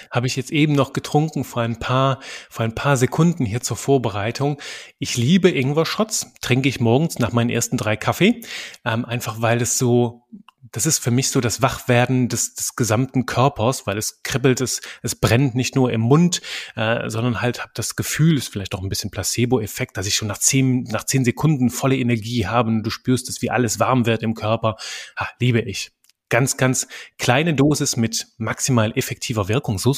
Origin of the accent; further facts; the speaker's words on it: Belgium; accent: French; Ich bin aufgewachsen in einem kleinen belgischen Dorf. Manchmal hört man das noch so. Ich habe so einen französischen Akzent ab und zu mit drin. In Belgien spricht man Französisch, Deutsch und Niederländisch mehrsprachig. Das heißt, ich bin auch mehrsprachig aufgewachsen.